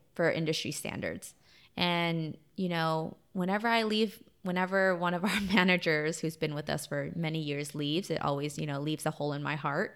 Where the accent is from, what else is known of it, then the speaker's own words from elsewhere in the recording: United States; I'm Vietnamese American